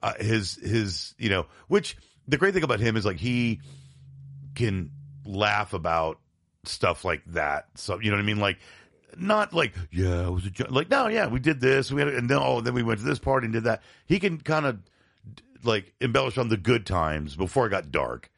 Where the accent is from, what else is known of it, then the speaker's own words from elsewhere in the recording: Tampa, Florida, United States; also born or lived in Binghamton, New York; I moved from Bingham to New York around eighty-four, eighty-five to Tampa, Florida